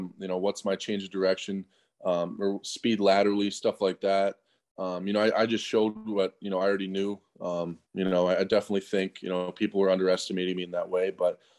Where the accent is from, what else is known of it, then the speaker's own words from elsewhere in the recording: Wisconsin, United States; I'm from Wisconsin.